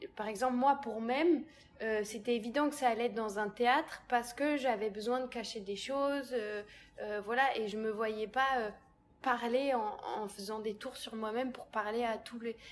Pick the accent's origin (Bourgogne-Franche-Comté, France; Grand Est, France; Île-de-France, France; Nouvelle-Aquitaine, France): Île-de-France, France; Massy; j'ai grandi à Massy